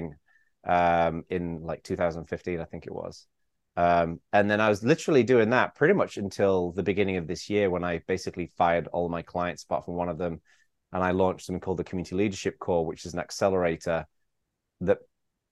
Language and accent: English; England, United Kingdom; also born or lived in Bay Area, California; now in California, United States; when I was growing up in England